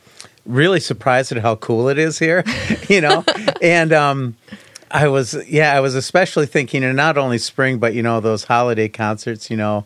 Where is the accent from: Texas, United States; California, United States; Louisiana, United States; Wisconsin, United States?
Wisconsin, United States; Lancaster; I grew up in Lancaster, Wisconsin.